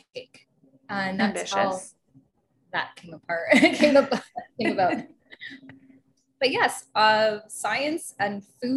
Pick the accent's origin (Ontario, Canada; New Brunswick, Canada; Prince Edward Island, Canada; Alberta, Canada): Alberta, Canada; Calgary; born and raised in Calgary